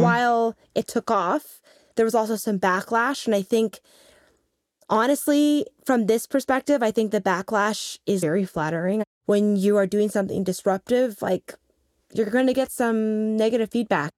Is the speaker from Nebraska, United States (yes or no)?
yes; Lincoln, Nebraska, United States; moved away; also born or lived in New York City; growing up in Lincoln, Nebraska